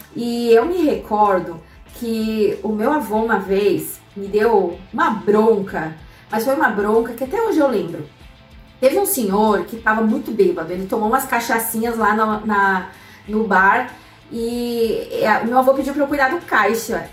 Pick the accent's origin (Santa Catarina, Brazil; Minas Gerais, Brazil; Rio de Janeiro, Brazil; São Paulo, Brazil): Santa Catarina, Brazil; Curitibanos; moved away as an adult; also born or lived in Cascavel, Paraná / Florianópolis; nós voltamos para a cidade onde eu cresci, que é uma cidade chamada Curitibanos, no interior de Santa Catarina, na Serra Catarinense